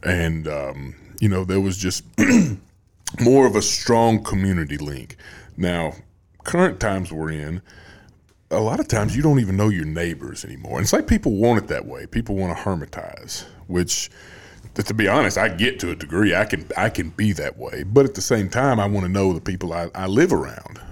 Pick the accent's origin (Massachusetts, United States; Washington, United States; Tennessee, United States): Tennessee, United States; Greenbrier; I grew up in Greenbrier